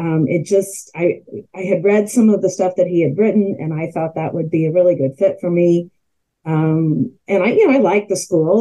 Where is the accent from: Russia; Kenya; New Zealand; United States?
United States; Kansas City; also born or lived in Durham, North Carolina / Washington, District of Columbia, United States / St. Louis, Missouri; I am a native Kansas City, and I grew up in Kansas City, went to public high school here